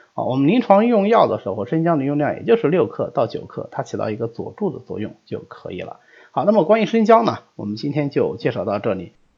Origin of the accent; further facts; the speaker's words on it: China; 我们中国人非常常用的一个药食两用的药物